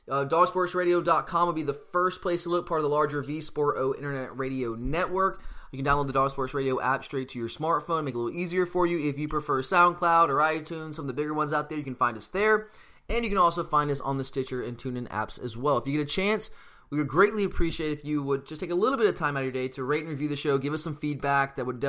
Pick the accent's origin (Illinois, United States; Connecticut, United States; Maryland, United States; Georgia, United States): Georgia, United States; Gwinnett County area; You and I are both from around that area